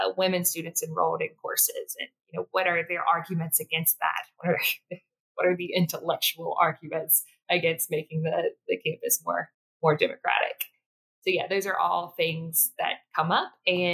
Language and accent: English; South Mississippi, United States; I born and raised in South Mississippi